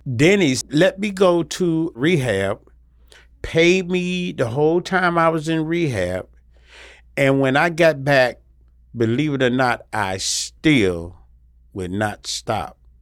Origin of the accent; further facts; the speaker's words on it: Salisbury, North Carolina, United States; I'm from Salisbury, North Carolina